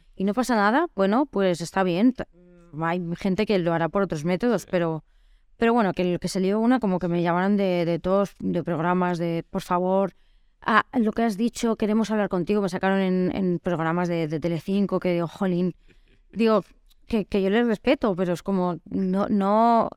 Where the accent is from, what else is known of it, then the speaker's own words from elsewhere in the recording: Mallorca, Balearic Islands, Spain; moved away; Yo soy de Mallorca